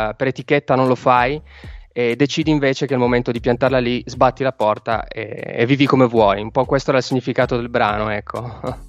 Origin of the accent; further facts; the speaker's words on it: Turin, Piedmont, Italy; io, essendo torinese